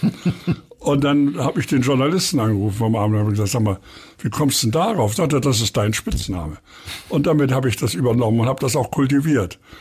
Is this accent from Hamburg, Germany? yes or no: yes; Hamburg, Germany; ich wohne in Eppendorf, bin geboren in Harvestehude und kenne auch Winterhude gut